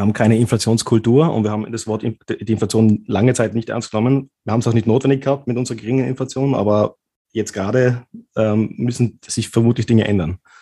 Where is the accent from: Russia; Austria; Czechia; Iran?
Austria; In Österreich machen wir das so